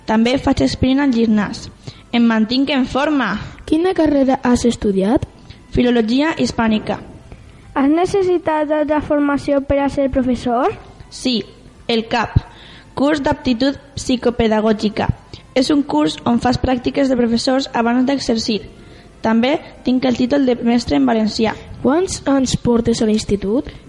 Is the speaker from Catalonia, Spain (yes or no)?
no; Castellón de la Plana, Valencian Community, Spain; D'on eres? De Castelló de la Plana.